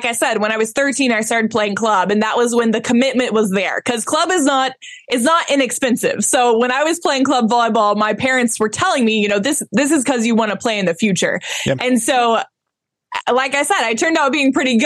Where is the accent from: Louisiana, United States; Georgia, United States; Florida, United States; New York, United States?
Georgia, United States; Atlanta; So I was born and raised in Atlanta, Georgia. So I'm a Georgia peach